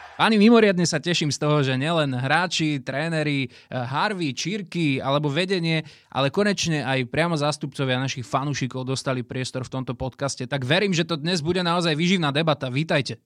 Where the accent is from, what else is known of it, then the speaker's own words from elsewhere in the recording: Žilina, Žilina Region, Slovakia; now in Bratislava, Slovakia; Ja som pôvodom Žilinčan